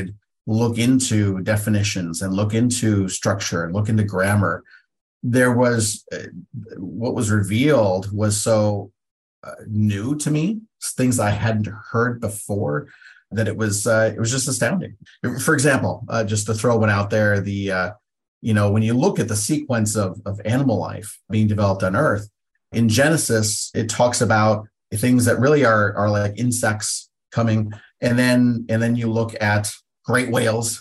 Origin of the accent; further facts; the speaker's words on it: Pacific Northwest, United States; I'm from the Pacific Northwest.